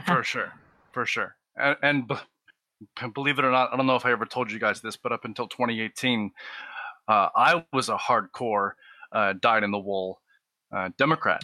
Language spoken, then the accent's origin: English; Portland, Oregon, United States; moved away as an adult; now in Los Angeles, United States; I grew up in Portland, Oregon